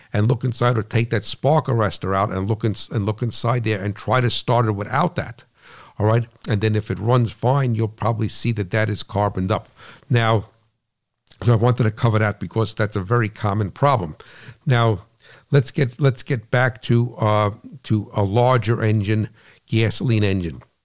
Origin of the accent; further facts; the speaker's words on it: New Jersey, United States; I'm from New Jersey